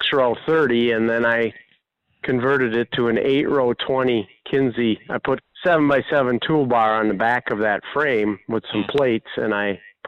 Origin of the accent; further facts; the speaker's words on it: Sparta, Wisconsin, United States; I grew up in Sparta. On a family farm.